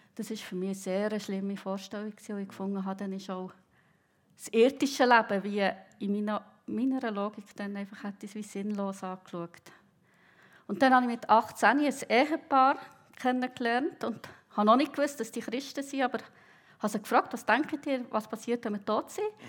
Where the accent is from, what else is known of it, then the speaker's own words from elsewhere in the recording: Bern, Switzerland; moved away as an adult; now in Riehen, Switzerland; Ich bin im Kanton Bern aufgewachsen, aber seit etwa 20 Jahren in der Region Basel wohnhaft